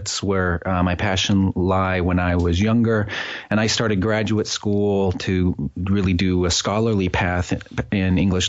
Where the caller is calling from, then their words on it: New Haven, Connecticut, United States; New Haven, Connecticut in the U.S.